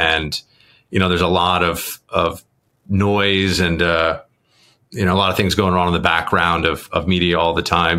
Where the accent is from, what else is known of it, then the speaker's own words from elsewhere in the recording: New York City, New York, United States; growing up in New York